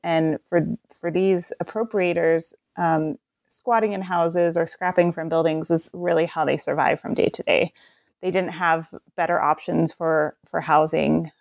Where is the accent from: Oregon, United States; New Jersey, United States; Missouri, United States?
Oregon, United States; Portland; also born or lived in Detroit, Michigan; I'm from the Portland area